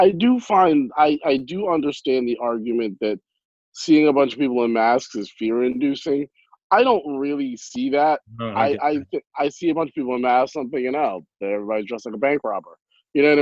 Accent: Franklin, New Jersey, United States; Somerset, where I was raised in Franklin

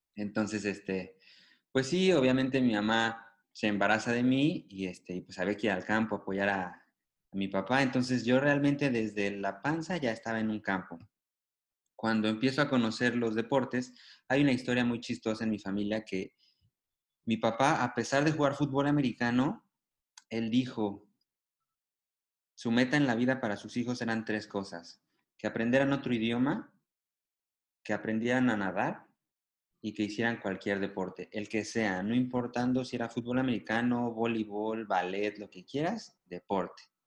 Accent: Mexico City, Mexico; moved away; also born or lived in Xalapa, Veracruz; nací en la Ciudad de México. Si te has de acordar que soy chilango de corazón

